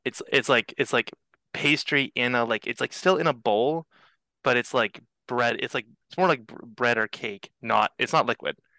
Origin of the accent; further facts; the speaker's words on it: Canada; it's the curse of being Canadian